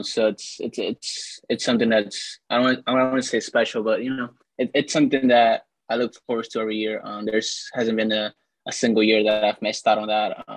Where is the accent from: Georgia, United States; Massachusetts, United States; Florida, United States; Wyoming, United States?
Florida, United States; Miami; moved away as an adult; now in Ohio, United States; I'm originally from Miami, Florida. I just moved to Ohio like almost 2 years ago